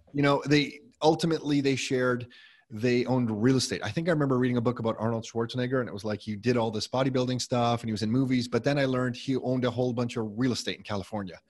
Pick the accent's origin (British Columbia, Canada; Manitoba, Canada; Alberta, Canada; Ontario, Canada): Ontario, Canada; Mississauga; Nick and I were born, and we grew up in Mississauga